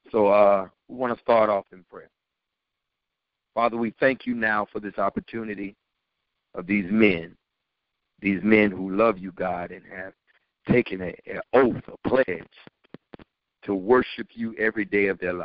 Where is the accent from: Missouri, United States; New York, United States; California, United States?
New York, United States; New York City; born and raised in Brooklyn, New York